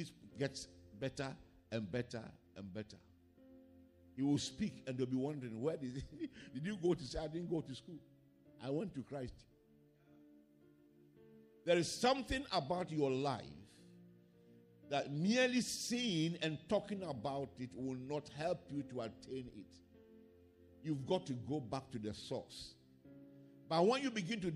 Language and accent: English; Ghana; my hometown was not in the map of Ghana